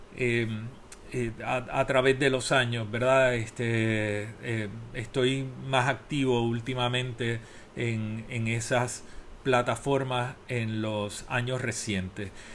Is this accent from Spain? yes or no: no; Puerto Rico; moved away as an adult; Soy el primer puertorriqueño acreditado